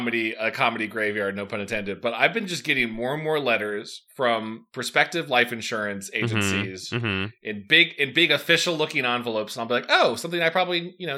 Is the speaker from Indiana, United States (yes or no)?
yes; South Bend, Indiana, United States